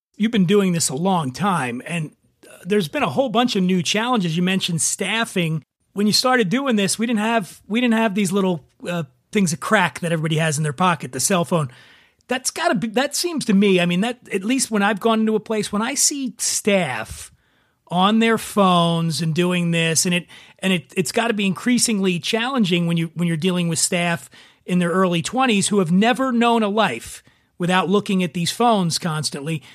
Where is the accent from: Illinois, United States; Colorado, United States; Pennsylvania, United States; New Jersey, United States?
Pennsylvania, United States; Philadelphia; my hometown of Philadelphia